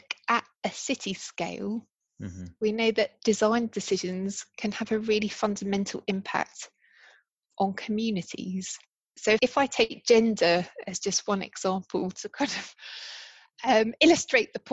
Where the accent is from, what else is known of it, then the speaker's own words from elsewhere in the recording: United Kingdom; I'm British